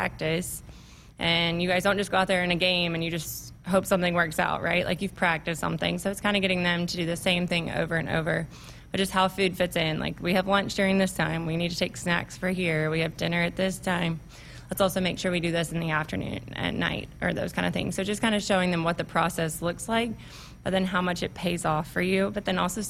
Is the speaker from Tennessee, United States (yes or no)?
yes; Tennessee, United States; moved away as an adult; also born or lived in Alabama / South Carolina; now in Nebraska, United States; I'm from Tennessee